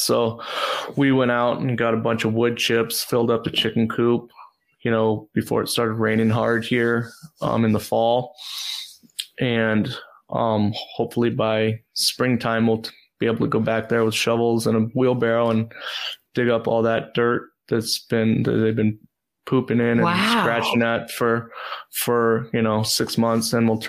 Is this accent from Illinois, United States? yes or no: no; California, United States; I came from California where you're not allowed to have anything.